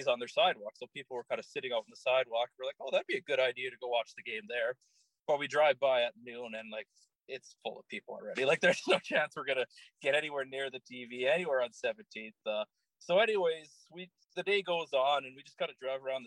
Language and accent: English; Calgary, Alberta, Canada; I grew up in Calgary, born and raised